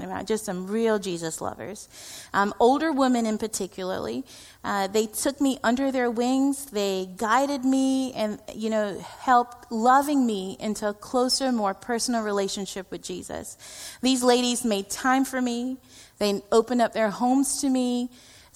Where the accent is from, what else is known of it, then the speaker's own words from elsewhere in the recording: India; I am Indian